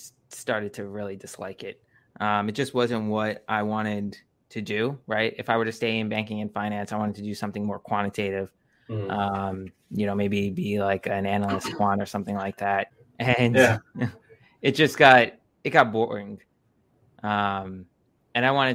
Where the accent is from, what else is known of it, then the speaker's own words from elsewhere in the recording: South Florida, United States; also born or lived in New York; I grew up in Florida, so it's South Florida, East Coast